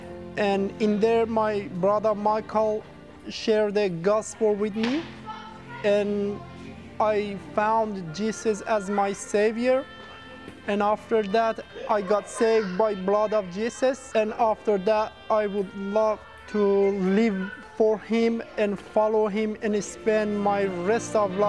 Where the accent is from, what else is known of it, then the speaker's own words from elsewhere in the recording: Iran; moved away as an adult; now in Australia; I was born in Iran in Muslim family. In 2013, I came to Australia.